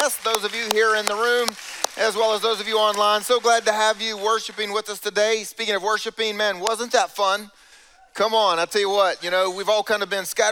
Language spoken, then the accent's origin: English; South Carolina, United States; I grew up in South Carolina. This is where I'm from